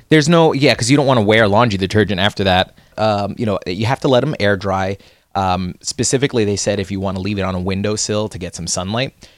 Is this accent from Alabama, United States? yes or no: no; New Jersey, United States; we are from New Jersey. Uh, we're born and raised in New Jersey